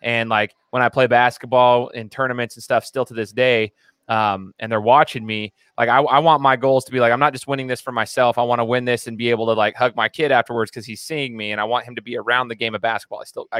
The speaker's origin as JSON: {"language": "English", "region": "the South", "country": "United States", "said": "I'm from the South or whatever."}